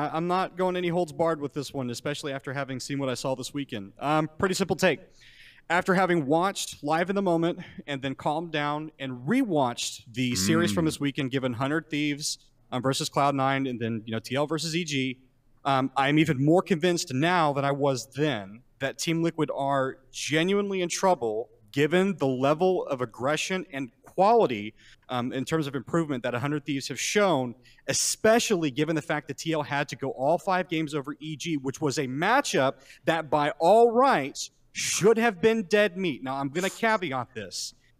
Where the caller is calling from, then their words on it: Houston, Texas, United States; I am calling from Houston, Texas.